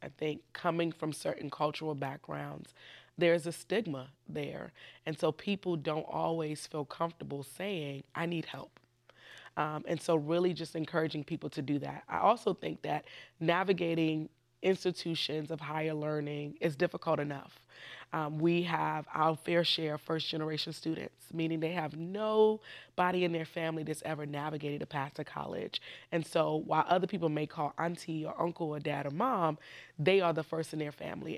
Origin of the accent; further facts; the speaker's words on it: Washington, District of Columbia, United States; I was born right here in Washington, D C. So I'm technically also a, a native Washingtonian.